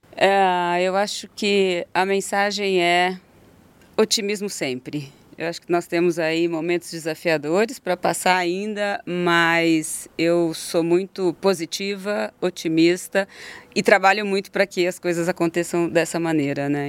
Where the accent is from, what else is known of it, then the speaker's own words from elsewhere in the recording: Votuporanga, São Paulo, Brazil; accent: caipira; uma família do interior, porque eu sou caipira